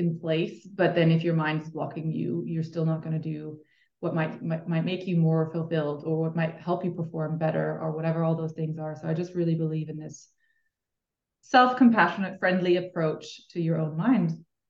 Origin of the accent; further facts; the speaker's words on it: Switzerland; I am from Switzerland, which is then also where I studied.